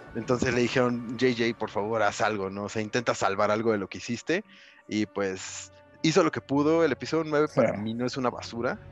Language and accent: Spanish; Cuautitlán Izcalli, State of Mexico, Mexico; De Coatlán, Iscali para el mundo.